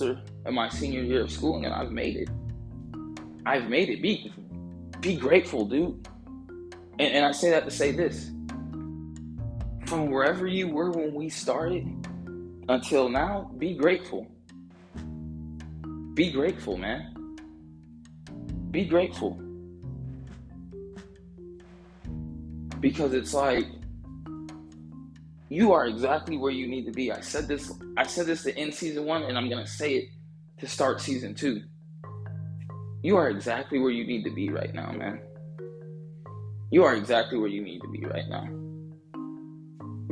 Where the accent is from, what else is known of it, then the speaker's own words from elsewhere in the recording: Georgia, United States; I'm from Georgia